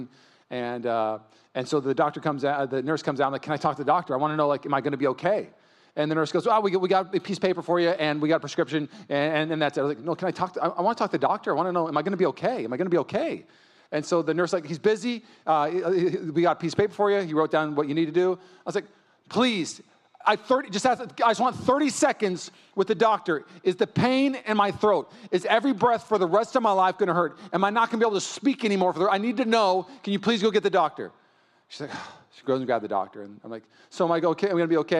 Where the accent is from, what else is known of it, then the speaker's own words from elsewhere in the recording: Puyallup, Washington, United States; now in East Bay, United States; I grew up in Puyallup, Washington